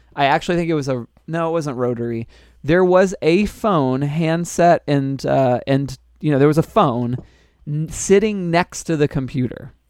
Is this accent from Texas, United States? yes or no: no; Orlando, Florida, United States; I was born in Orlando, Florida